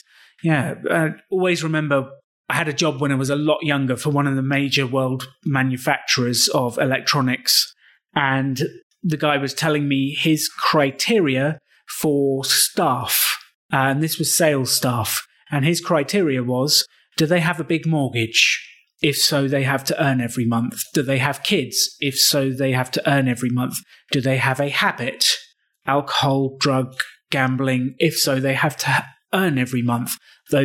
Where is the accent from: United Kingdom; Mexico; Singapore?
United Kingdom; England; I'm not a gringo. I'm English